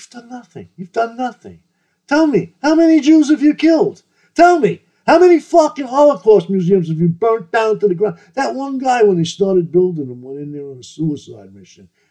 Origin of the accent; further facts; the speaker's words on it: New York, United States; I'm not from down south, I'm from New York